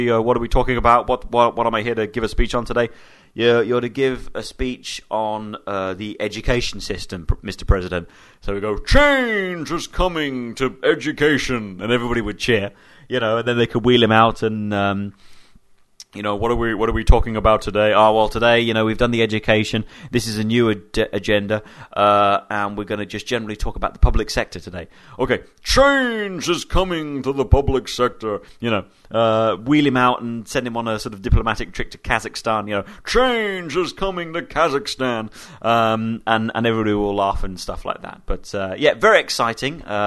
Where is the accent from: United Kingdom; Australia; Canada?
United Kingdom; I'm British and I'm a British citizen